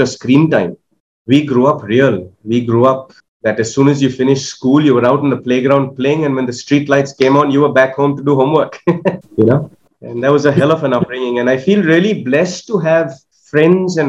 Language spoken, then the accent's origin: English; Kolkata, West Bengal, India; growing up in Calcutta